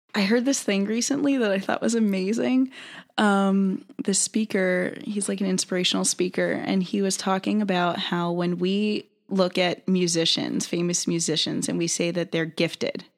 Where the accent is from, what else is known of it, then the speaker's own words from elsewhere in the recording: North Carolina, United States; I'm originally from North Carolina